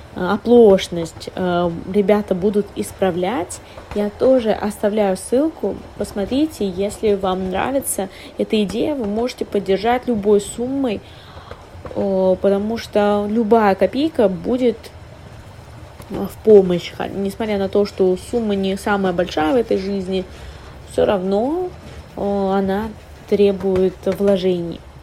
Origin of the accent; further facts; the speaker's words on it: Kaliningrad, Kaliningrad Oblast, Russia; moved away; я не считала свою малую родину классным городом для развития. Например, я из Калининграда